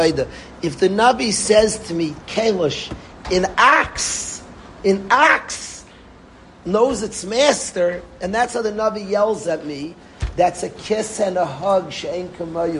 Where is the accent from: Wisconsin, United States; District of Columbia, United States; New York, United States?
New York, United States; New York City; I grew up in Far Rockaway